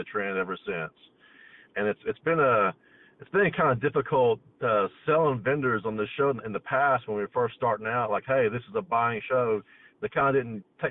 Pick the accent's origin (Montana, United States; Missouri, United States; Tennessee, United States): Tennessee, United States; Maryville; accent: Southern; I'm from right outside of Pigeon Forge in Maryville, Tennessee.